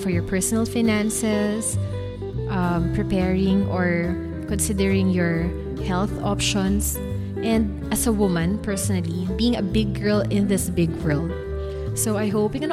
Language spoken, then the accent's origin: English; Philippines; from the Philippines